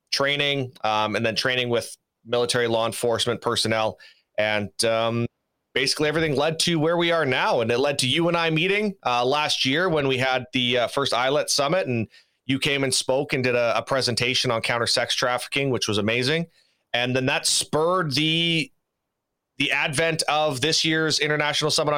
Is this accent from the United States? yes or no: no; Saskatoon, Saskatchewan, Canada; I'm originally from Saskatoon, Saskatchewan, so I'm a Canadian boy, born and raised